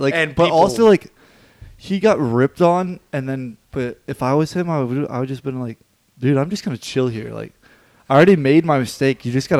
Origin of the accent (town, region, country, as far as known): Texas, United States; born or raised there